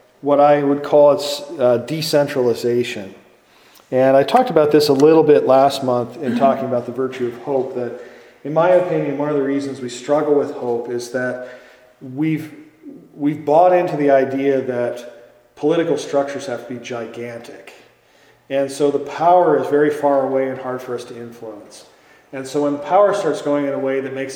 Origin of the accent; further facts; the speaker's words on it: Green Bay, Wisconsin, United States; now in Chicago, United States; I grew up in Green Bay, Wisconsin